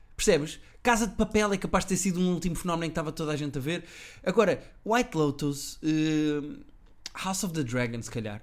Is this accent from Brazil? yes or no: no; Portugal; eu sou português